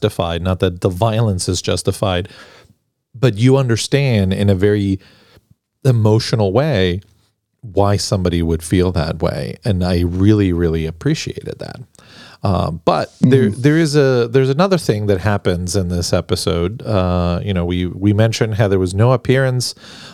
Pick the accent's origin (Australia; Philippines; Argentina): Argentina; now in United States; growing up in Argentina